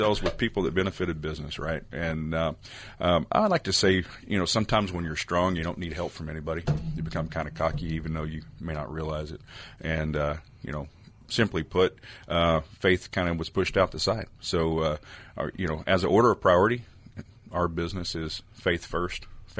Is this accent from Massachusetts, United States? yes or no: no; East Texas, United States; also born or lived in Compton, California; growing up in East Texas